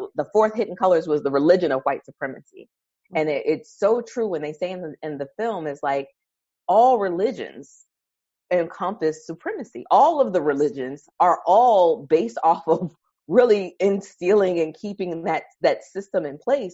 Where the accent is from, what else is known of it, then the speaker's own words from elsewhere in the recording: New York City, New York, United States; I grew up in Harlem, New York